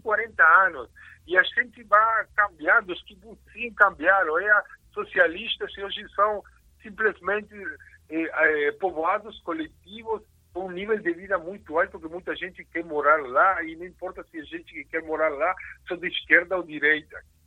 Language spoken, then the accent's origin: Portuguese; Uruguay; Portuguese is a second language; moved away as an adult; also born or lived in São Paulo, Brazil; now in Israel; eu sou originário do Uruguai, morei um pouquinho no Brasil, em São Paulo, um ano